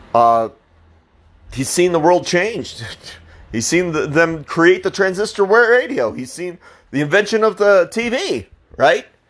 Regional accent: Colorado, United States; I'm from Colorado

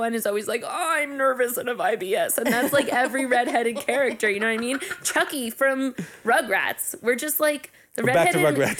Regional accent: North Carolina, United States; moved away; also born or lived in Harlem, New York; I'm from North Carolina, and even then, I'm like very white

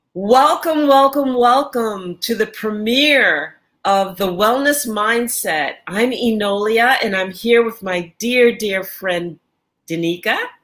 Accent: New York, United States; now in Angola; I am in Angola and I'm originally from New York

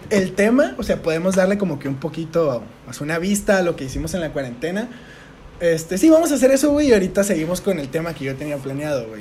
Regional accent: Tijuana, Baja California, Mexico; nosotros que somos de Tijuana

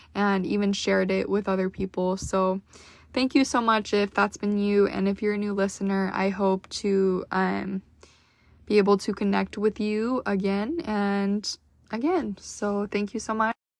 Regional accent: Utah, United States; born or raised there; moved away as an adult; now in Dallas, United States

